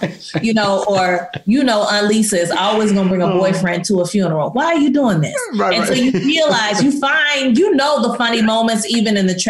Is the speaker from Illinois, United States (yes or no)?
yes; East St. Louis, Illinois, United States; I grew up in East St. Louis and you know, the famous people from East St. Louis are Miles Davis